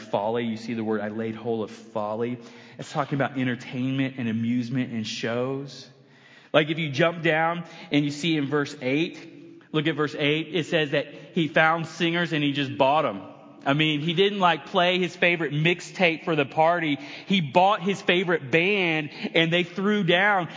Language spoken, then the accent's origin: English; United States; I'm American